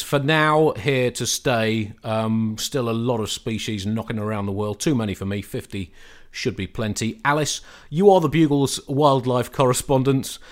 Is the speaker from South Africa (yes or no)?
no; United Kingdom; as a British person